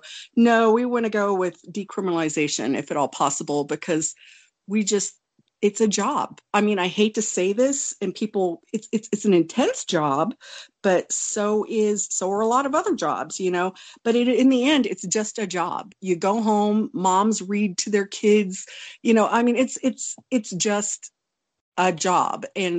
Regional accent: Wonju, Gangwon, South Korea; born there; I was born in Wonju, South Korea. I'm Korean

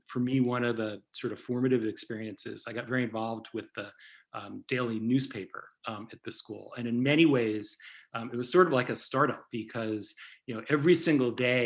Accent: New Haven, Connecticut, United States; moved away as an adult; also born or lived in New York; now in Boston, United States; I grew up in New Haven, Connecticut, and have spent almost my entire life in the Northeast

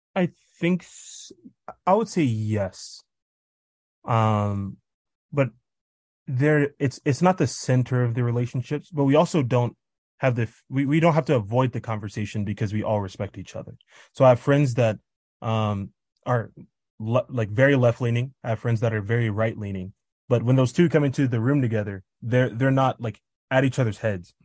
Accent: Kansas, United States; now in Tanzania; I'm from Kansas, but I currently live in Tanzania

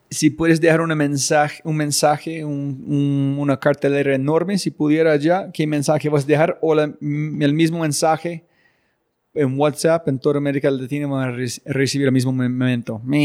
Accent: United States; moved away; yo ser gringo y mi esposa colombiana

